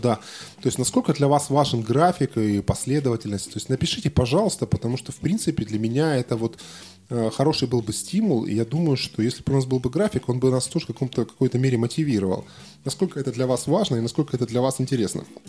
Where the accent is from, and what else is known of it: Krasnodar, Krasnodar Krai, Russia